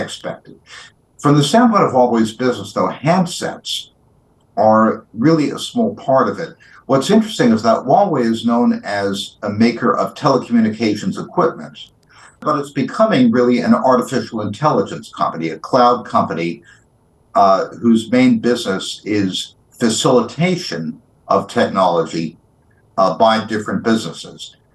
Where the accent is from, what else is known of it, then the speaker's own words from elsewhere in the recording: United States; as American